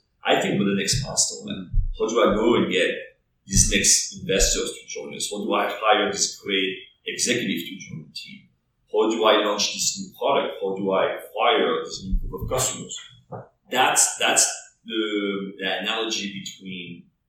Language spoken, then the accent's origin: English; France; English is a second language; moved away as an adult; now in New York, United States; I was born and raised in France. I moved to New York when I was 22, so I went to college in France.